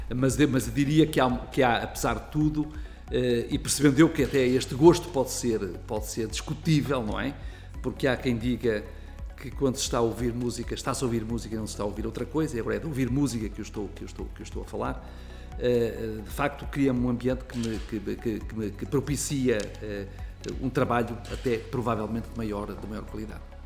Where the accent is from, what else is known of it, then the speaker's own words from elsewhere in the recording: Fafe, Braga, Portugal; also born or lived in Vizela; aquilo que era a casa dos meus avós, numa freguesia que se chama Ribeiros, no Conselho de Faf, onde eu vivia